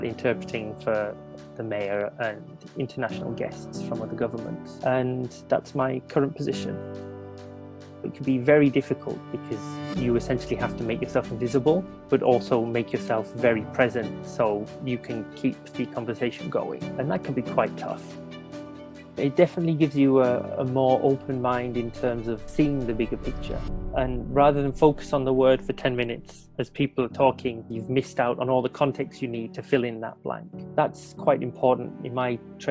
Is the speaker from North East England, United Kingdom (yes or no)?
yes; Darlington, North East England, United Kingdom; moved away as an adult; now in Fukuoka, Japan; I'm originally from Darlington in the northeast of England, but I currently live in Fukuoka, Japan, where I've been here for about 8 years now.